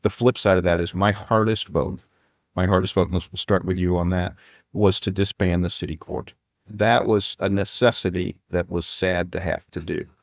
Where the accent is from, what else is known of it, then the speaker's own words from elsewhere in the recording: Fort Wayne, Indiana, United States; I grew up in Continental Park